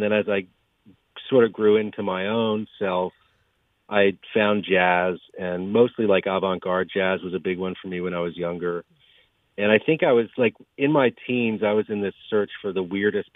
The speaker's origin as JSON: {"language": "English", "town": "Germantown", "region": "New York", "country": "United States", "tie": "born or raised there", "said": "I grew up not far from here, mostly in Germantown."}